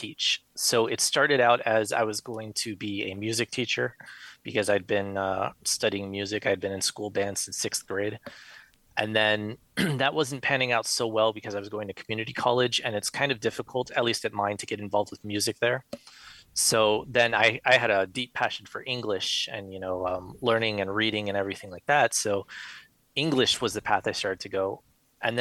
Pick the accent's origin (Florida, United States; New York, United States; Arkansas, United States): Florida, United States; South; moved away as an adult; now in Midwest, United States; Born and raised in South Florida, moved to the Midwest not too long ago.